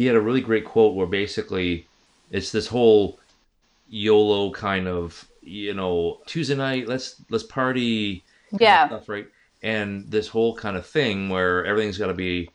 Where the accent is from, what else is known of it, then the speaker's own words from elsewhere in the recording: East Coast, United States; moved away; I grew up on the East Coast as well back in the day